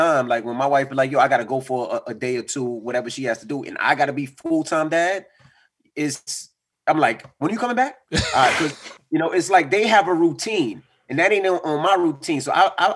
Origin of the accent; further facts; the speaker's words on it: New York City, New York, United States; I grew up in Queens and been through everything in Queens